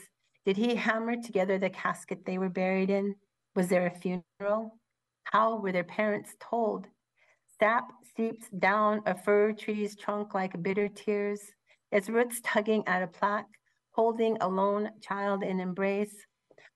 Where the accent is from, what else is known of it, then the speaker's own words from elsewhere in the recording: Portland, Oregon, United States; moved away; I listened to my father talk about boarding school when we lived in Portland